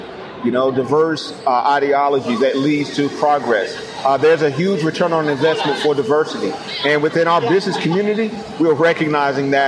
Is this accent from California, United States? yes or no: no; New Bern, North Carolina, United States; also born or lived in Raleigh, North Carolina; I was born in New Bern, which is a small rural community